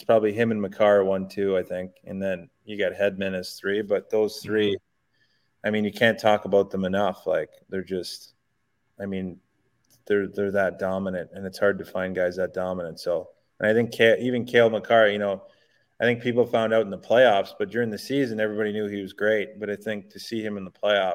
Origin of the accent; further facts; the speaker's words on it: Montreal, Quebec, Canada; moved away as an adult; I'd go home to Montreal